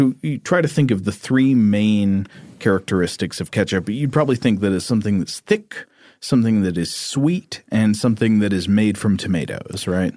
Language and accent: English; Chattanooga, Tennessee, United States; my hometown newspaper. The Chattanooga Times Free Press